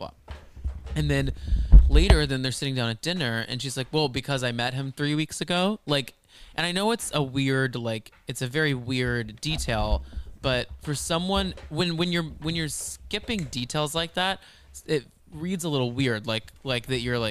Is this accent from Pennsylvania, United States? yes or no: no; Texas, United States; growing up in Texas, growing up in the South with mega churches